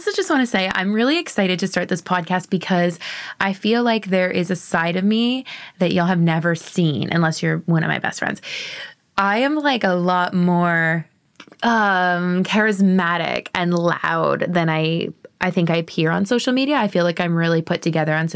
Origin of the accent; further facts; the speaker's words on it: Sarnia, Ontario, Canada; moved away as an adult; also born or lived in East Coast, Canada / Okanagan, British Columbia; now in Vancouver, Canada; I was born and raised in Sarnia, Ontario, Canada